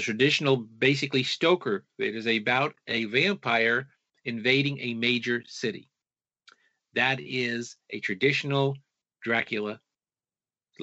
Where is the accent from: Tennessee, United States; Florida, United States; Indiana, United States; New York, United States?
New York, United States; I was growing up in New York in the early 1960s